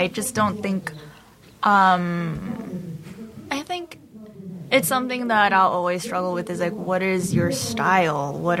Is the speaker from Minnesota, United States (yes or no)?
no; California, United States; The Valley.